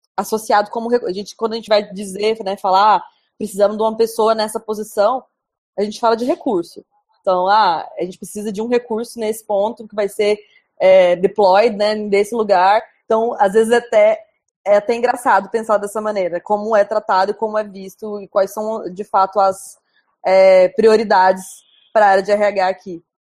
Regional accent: Goiânia, Goiás, Brazil; moved away as an adult; now in India; Eu sou de Goiânia, que é uma cidade quente

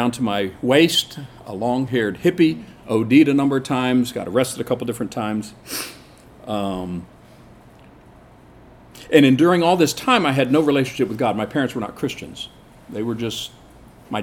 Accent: Seoul, South Korea; I grew up in Korea. I was born in 1959 in Seoul

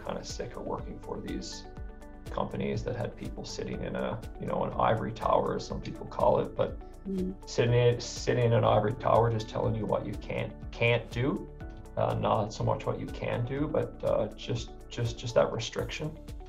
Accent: St. John's, Newfoundland and Labrador, Canada; now in Alberta, Canada; I moved to Alberta in 2007. I came from St. John's, Newfoundland, with the intention of coming to Alberta to work in Banff or go to Jasper

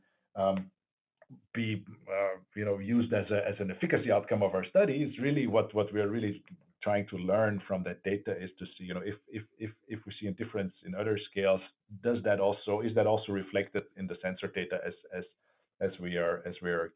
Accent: Vienna, Austria; moved away; I grew up in Vienna

